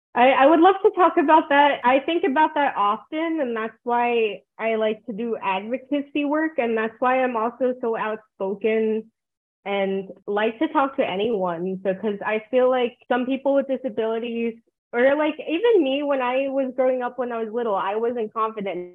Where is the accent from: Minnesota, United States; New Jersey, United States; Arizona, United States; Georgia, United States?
New Jersey, United States; moved away as an adult; also born or lived in South Korea; now in Rio Grande Valley, United States; I'm adopted from New Jersey. Like, that's where I grew up